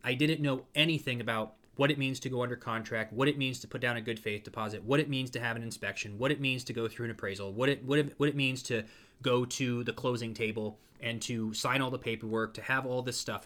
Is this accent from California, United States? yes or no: no; Ashtabula, Ohio, United States; now in Orlando, United States; where I grew up in Ashtabula